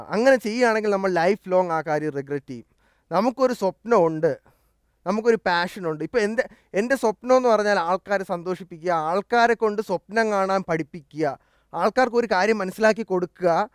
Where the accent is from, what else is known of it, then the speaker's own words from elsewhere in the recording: Thiruvananthapuram, Kerala, India; also born or lived in Delhi; ജനിച്ചതും വളർന്നതും എല്ലാം ട്രിവാൻഡ്രത്ത് തന്നെയാണ്